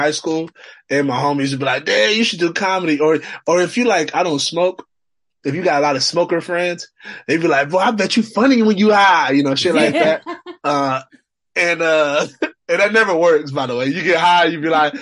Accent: Oakland, California, United States; moved away as an adult; now in Los Angeles, United States; Born and raised? Yeah, I'm from Oakland.

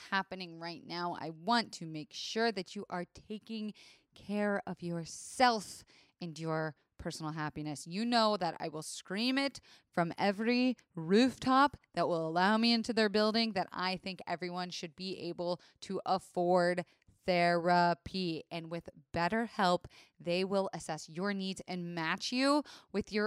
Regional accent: Florida, United States; I am from Florida, where it is the strip club capital of the country

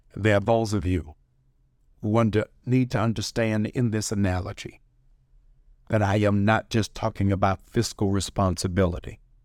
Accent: Baltimore, Maryland, United States; I'm from Baltimore.

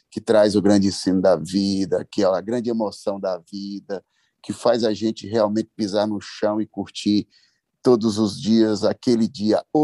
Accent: Itainópolis, Piauí, Brazil; now in São Bernardo do Campo, Brazil; Eu vou, eu sou piauiense, todos sabem, eu estive lá, ah, cheguei há oito dias atrás, fiquei 15 dias com meus pais, meus amigos, minha terra, na cidade de Itainópolis.

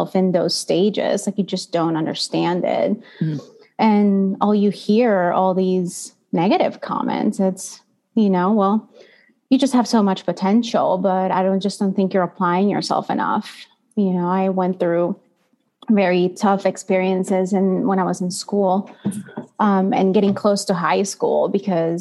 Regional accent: El Salvador; moved away as an adult; now in United States; I was born and raised in El Salvador in Central America. So I'm not originally from the United States, and I just came here to go to college in 2009.

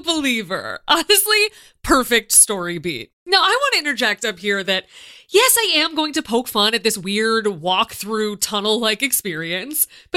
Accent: United States; as an American

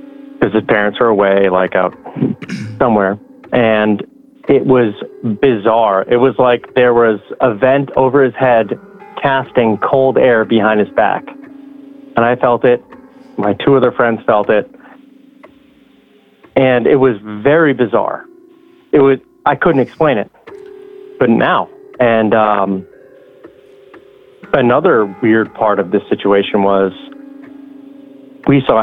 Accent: central Massachusetts, United States; moved away as an adult; I grew up in the middle of Massachusetts

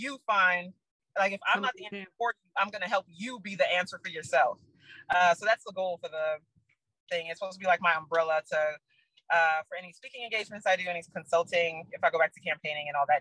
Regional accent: New York City, New York, United States; I'm from the Bronx

